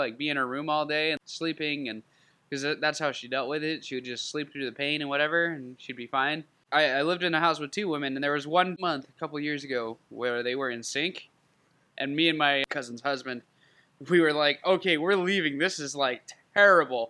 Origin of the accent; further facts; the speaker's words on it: Southern California, United States; moved away; I grew up in Southern California